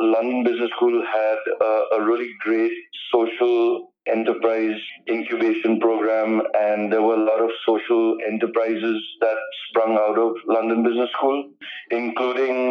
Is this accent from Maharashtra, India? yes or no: yes; Mumbai, Maharashtra, India; also born or lived in St. Paul, Minnesota, United States / New York City, United States; I'm a Bombay boy. I was born in Bombay, and I went to school here as well, right up to high school.